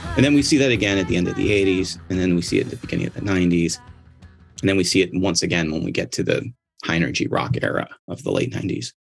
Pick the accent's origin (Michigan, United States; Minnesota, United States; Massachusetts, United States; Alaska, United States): Michigan, United States; I'm from Michigan